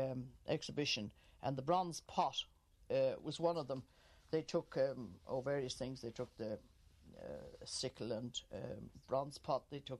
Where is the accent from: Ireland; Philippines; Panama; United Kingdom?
Ireland; Killiney, Leinster; moved away as an adult; now in County Cavan, Ireland; I was born in Killiney. I'm not a Cavan native.